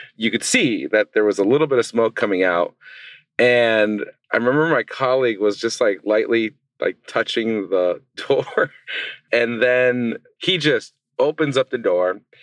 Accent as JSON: {"language": "English", "region": "Southern California", "country": "United States", "tie": "born or raised there", "moved": "as an adult", "lives_now": "Traverse City, United States", "said": "growing up in Southern California"}